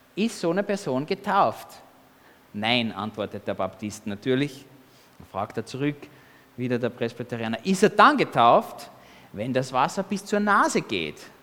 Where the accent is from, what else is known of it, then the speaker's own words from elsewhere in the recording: Austria; als Kind in Österreich, als Baby.